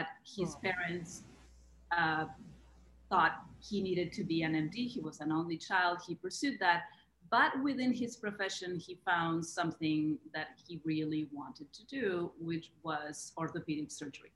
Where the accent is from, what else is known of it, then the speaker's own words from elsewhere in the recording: Argentina; moved away as an adult; I grew up in Argentina. I'm Argentinian. I lived there until I was 23 or 24.